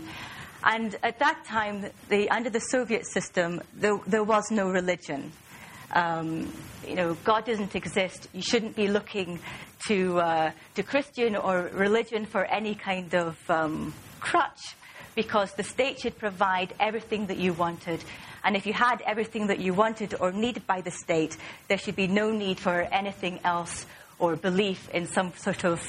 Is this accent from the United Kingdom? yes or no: yes; Aberdeen, Scotland, United Kingdom; accent: Scottish, not too pronounced; moved away; I'm from Aberdeen in northeast Scotland, and that accounts for the Scottish accent, which isn't too pronounced because I've been away from Scotland for some time.